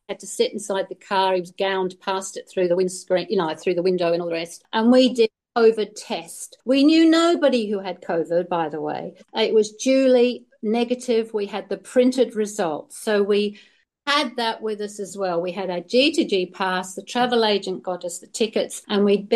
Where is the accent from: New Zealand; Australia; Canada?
Australia; Western Australia; as Australian citizens, we had to apply to come back to our own country